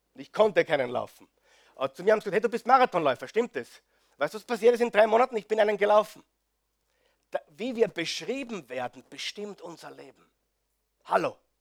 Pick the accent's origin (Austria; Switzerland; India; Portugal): Austria; bei uns in Österreich